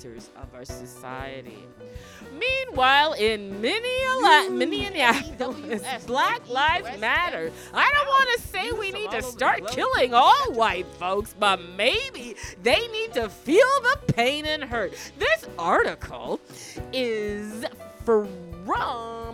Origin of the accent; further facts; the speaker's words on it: Toronto, Ontario, Canada; I grew up in Toronto